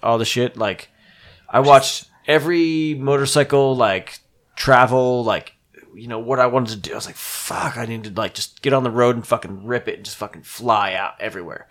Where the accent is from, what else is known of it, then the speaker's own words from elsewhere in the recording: New Jersey, United States; moved away as an adult; now in San Francisco, United States; I'm from New Jersey